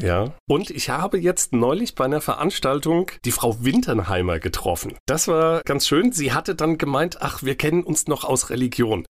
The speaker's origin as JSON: {"language": "German", "town": "Mainz", "region": "Rhineland-Palatinate", "country": "Germany", "tie": "born or raised there", "said": "Ich bin in Finden aufgewachsen. Ich bin ein echter Finder."}